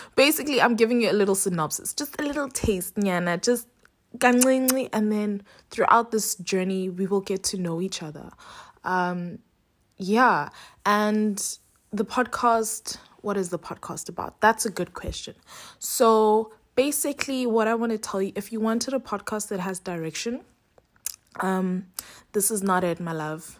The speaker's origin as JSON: {"language": "English", "town": "Cape Town", "region": "Western Cape", "country": "South Africa", "tie": "born or raised there", "moved": "as an adult", "lives_now": "Johannesburg, South Africa", "said": "right now I'm in Cape Town, which is my hometown"}